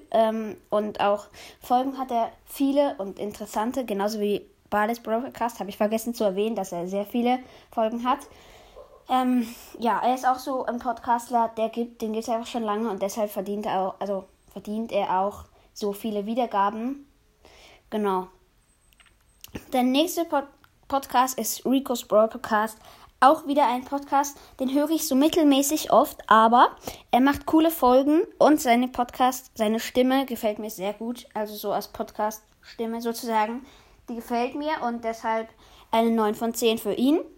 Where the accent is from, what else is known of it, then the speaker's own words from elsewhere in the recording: Switzerland; Also ich komme selber aus der Schweiz, aber ich probiere mein Bestes zum gut Hochdeutsch reden